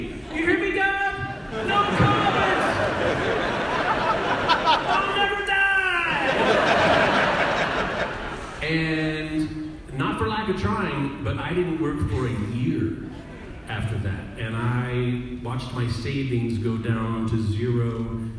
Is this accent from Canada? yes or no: yes; Canada; being Canadian